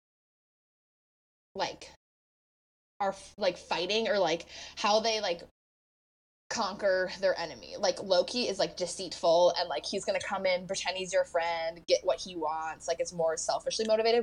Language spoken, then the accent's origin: English; United States; as an American